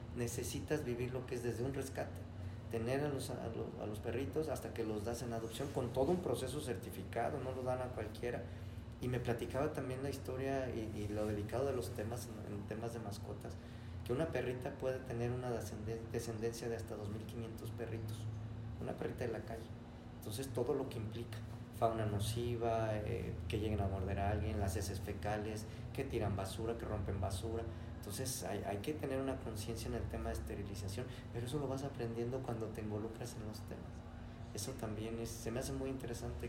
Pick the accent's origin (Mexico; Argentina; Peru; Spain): Mexico; Irapuato, Guanajuato; also born or lived in León, Guanajuato; de Irapuato de toda la vida. Aquí en mi tierra fresera, aquí, nací